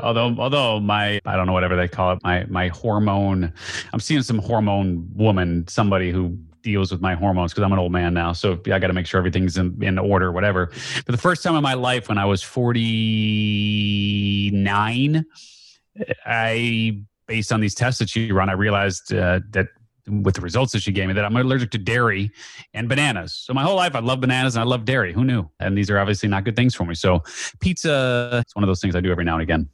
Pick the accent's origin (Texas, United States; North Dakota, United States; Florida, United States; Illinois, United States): Illinois, United States; Skokie; I grew up just outside of Chicago. Very confusing, actually. I grew up technically in Skokie, but we were in the Evanston School District.